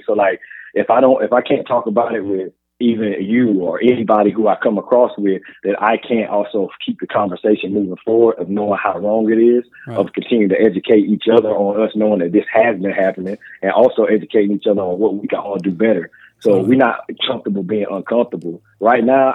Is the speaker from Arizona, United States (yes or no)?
no; South Carolina, United States; In my town, you know, I grew up in Paisley, South Carolina